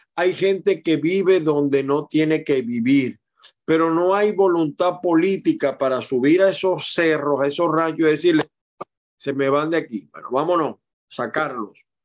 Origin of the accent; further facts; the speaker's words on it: Maracaibo, Zulia, Venezuela; cuando yo estaba chamo, yo viví un tiempo con mi mamá, mi hermano y mi abuela en Cecilia, en Costa, Maracaibo. Yo nací en Maracay, pero mi mamá eh, vivía en Maracaibo